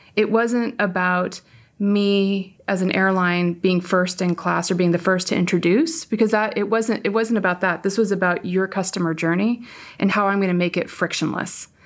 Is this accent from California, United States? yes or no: yes; Palo Alto, California, United States; also born or lived in San Francisco / Santa Clara / Orange County; Born in San Francisco, raised on the peninsula, and I went to Santa Clara